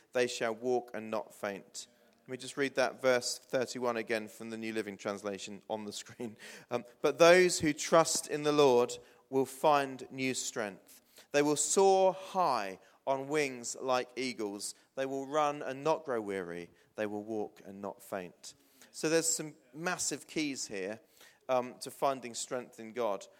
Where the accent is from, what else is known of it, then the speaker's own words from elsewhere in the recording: New Forest, South East England, United Kingdom; moved away as an adult; also born or lived in Blackfield / Hythe / Portsmouth; I grew up in the New Forest, for those of you that don't know. Lived in Blackfield and Hythe